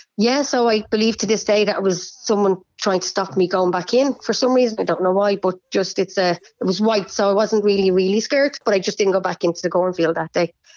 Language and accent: English; Bray, Leinster, Ireland; I'm from Bray